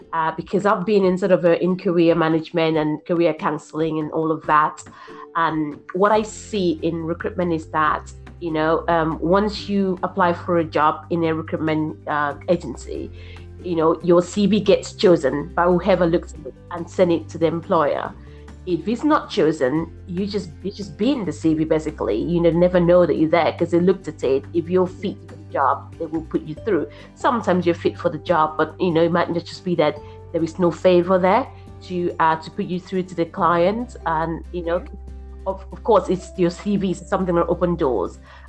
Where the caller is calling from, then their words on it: Brighton, South East England, United Kingdom; I'm calling in from Brighton.